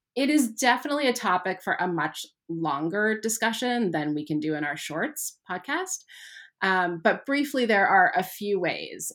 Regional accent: Canada; I grew up in Canada

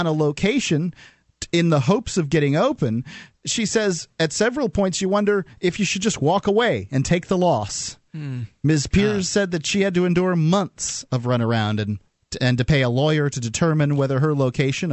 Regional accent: San Francisco, California, United States; my hometown, San Francisco

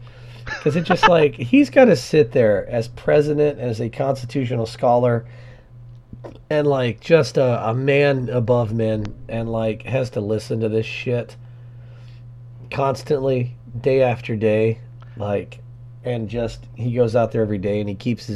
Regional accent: Georgia, United States; growing up in Georgia.

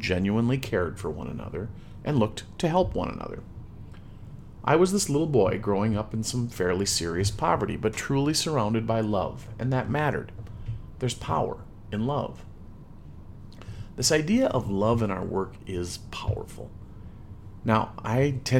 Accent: Midwest, United States; I'm a Midwesterner

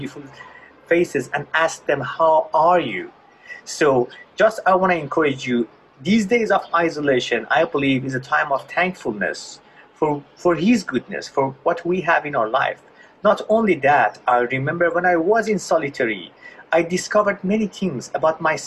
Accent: Iran; I was born in Iran in a Muslim family right after the Islamic Revolution

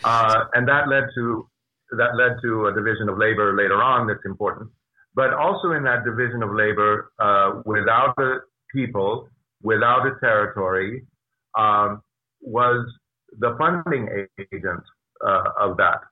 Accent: United States; I was born and raised in the United States of North America.

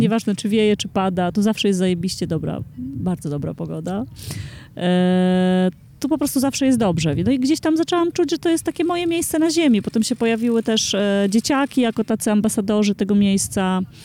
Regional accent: Warmian-Masurian Voivodeship, Poland; now in Warsaw, Poland; jestem z Mazur

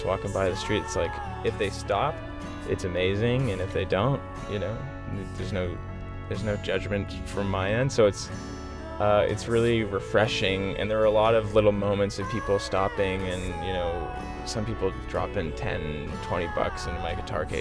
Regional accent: Whitby, Ontario, Canada; where I grew up in Whitby, Ontario, in that sort of Durham region

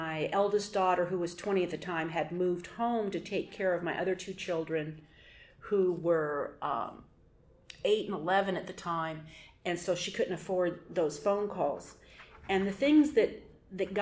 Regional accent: Portland, Oregon, United States; I'm from Portland, Oregon

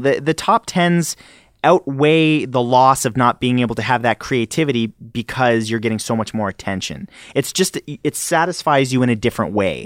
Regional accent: Canada; accent: Canadian; do you guys hear an accent the way I speak? 'Cause I'm Canadian

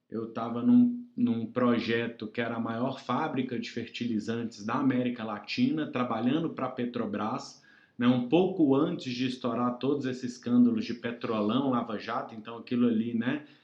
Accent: Belo Horizonte, Minas Gerais, Brazil; also born or lived in Bahia / Mato Grosso do Sul; Eu sou mineiro, sou de Belo Horizonte, mas já rodei

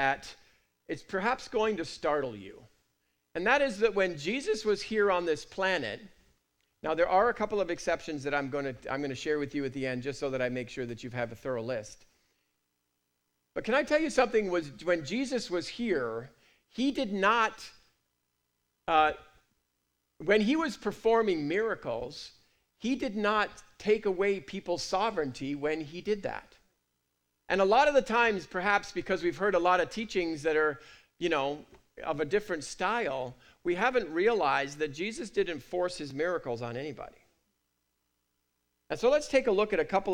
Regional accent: United Kingdom; I'm British

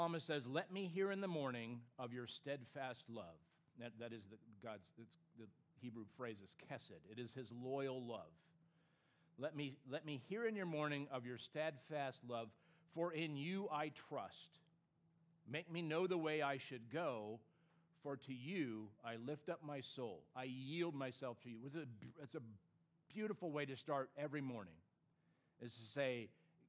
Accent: California, United States; even though I grew up on the West Coast, I grew up in California

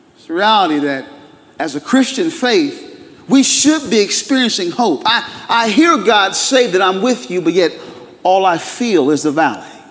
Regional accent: Durham, North Carolina, United States; I'm a Durham boy, born and raised in Durham

